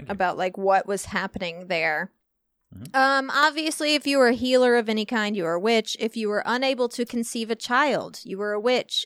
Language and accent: English; Illinois, United States; I am from Illinois